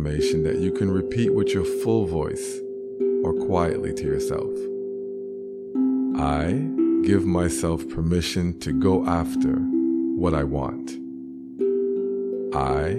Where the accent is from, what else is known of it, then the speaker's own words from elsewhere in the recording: Canada; I'm Canadian.